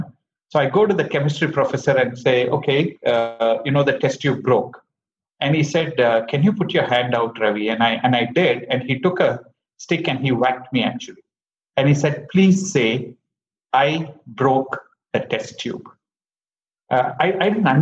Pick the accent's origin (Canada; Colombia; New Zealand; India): India; Bangalore, Karnataka; I grew up in Bangalore